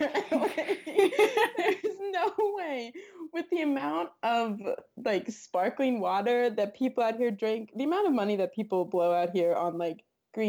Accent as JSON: {"language": "English", "region": "East Coast", "country": "United States", "said": "we're from the East Coast"}